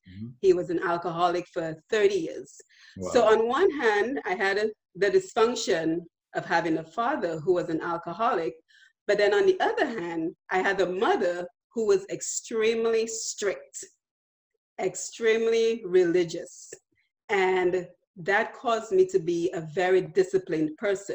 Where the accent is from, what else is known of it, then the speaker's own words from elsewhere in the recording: Roseau, Dominica; moved away as an adult; also born or lived in Texas, United States; now in United States; I was born and raised in Dominica. I spent my first 21 years in Dominica